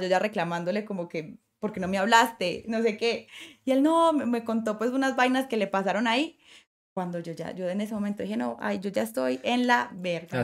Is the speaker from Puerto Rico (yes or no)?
no; Colombia; generar empleos para mí en este momento en mi país